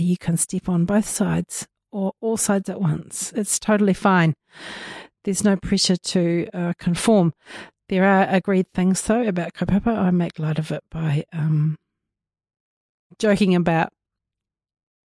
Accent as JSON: {"language": "English", "area": "Te Waipounamu", "region": "South Island", "country": "New Zealand", "said": "being Māori and being in Māori space as we are here on Te Waipounamu, our motu, our island"}